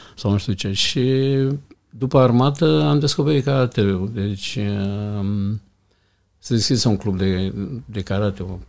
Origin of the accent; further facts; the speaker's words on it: Iași, Iași County, Romania; Am crescut într-un cartier, un cartier rău